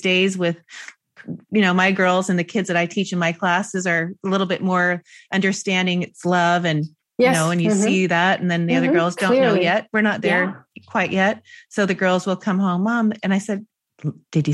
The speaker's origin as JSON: {"language": "English", "town": "Seattle", "region": "Washington", "country": "United States", "tie": "born or raised there", "said": "a friend that I grew up with in Seattle"}